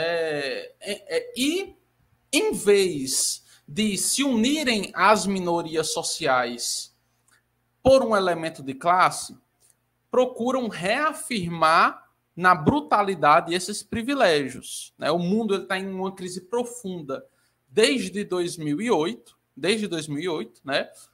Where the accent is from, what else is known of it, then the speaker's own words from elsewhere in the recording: Ceará, Brazil; eu sou brasileira, assim como o Lucas é, só que eu sou nordestina, né? Eu sou cearense.